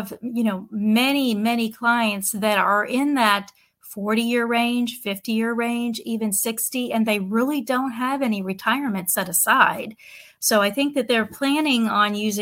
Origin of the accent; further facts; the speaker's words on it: Pennsylvania, United States; moved away as an adult; also born or lived in Pittsburgh, Pennsylvania / Ohio / Nashville, Tennessee; now in Southwest Florida, United States; I'm from Pennsylvania originally. I was born and raised there.